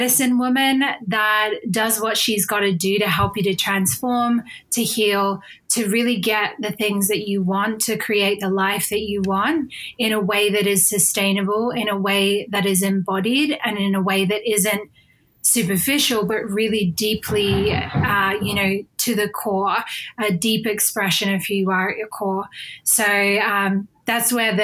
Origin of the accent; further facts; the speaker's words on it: Australia; moved away as an adult; now in United Kingdom; So I am originally from Australia, but I live in the UK now